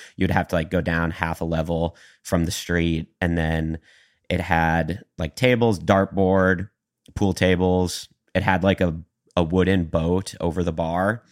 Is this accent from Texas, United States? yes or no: no; Sauk Rapids, Minnesota, United States; moved away as an adult; also born or lived in Bemidji, Minnesota; now in Nashville, United States; I had done music pretty much in my hometown of Sauk Rapids